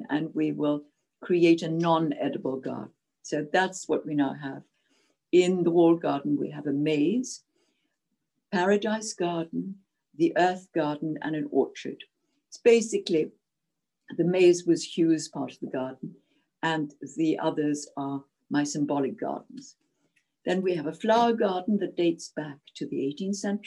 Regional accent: Zimbabwe; English is a second language; moved away as an adult; now in Scotland, United Kingdom; I adored my childhood from the age of 6 to 18 in Rhodesia

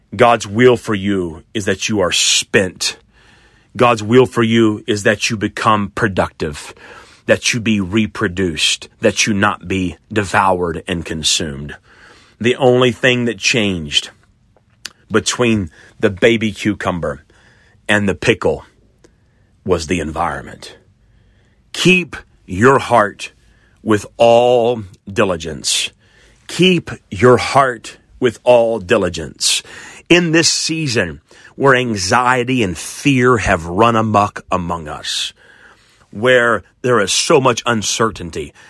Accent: Oklahoma, United States; I grew up here in Oklahoma

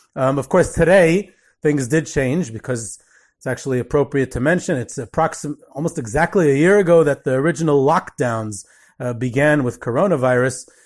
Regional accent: Monsey, New York, United States; When I was growing up in Muncie, we used to go to this elderly Holocaust survivor, Missus Wenger

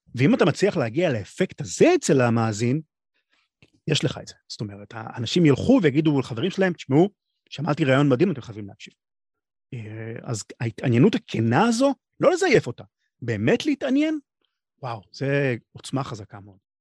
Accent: Israel; אני מישראל, אבל הרבה מכל העולם

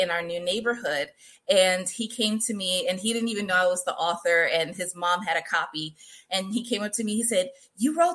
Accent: New York City, New York, United States; now in San Diego, United States; I'm originally from Queens, New York. I now live out here with my family in San Diego, California.

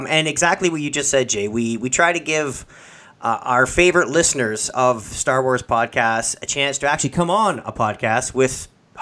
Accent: Canada; We're Canadian

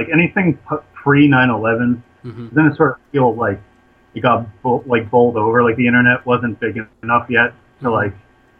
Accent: Boston, Massachusetts, United States; I grew up in the Boston punk and hardcore scene in the late 90s.

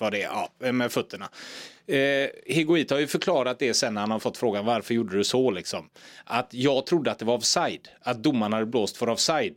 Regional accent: Gothenburg, Västra Götaland, Sweden; ute i Torslanda där jag växte upp

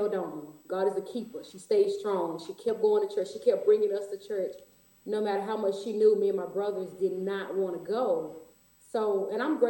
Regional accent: Houston, Texas, United States; Houston, Texas, born and raised all my life, never lived any place else.

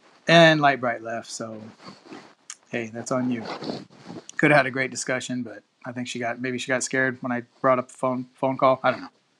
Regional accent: Texas, United States; also born or lived in Cypress, Houston area; I always like to meet fellow Texans

